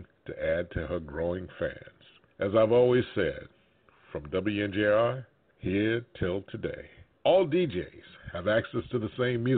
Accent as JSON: {"language": "English", "town": "Newark", "region": "New Jersey", "country": "United States", "tie": "born or raised there", "said": "the neighborhood of Newark, New Jersey, where I grew up"}